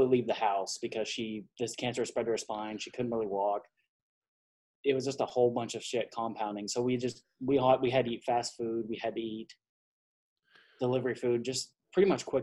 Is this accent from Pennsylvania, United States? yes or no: no; Texas, United States; I was born and raised in Texas